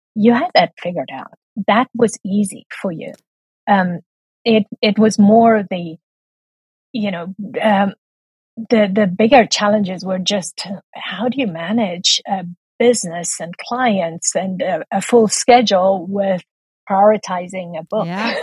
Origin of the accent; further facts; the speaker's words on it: South Africa; moved away as an adult; also born or lived in Taiwan; so if I sound a little bit funny, it's because I'm from South Africa.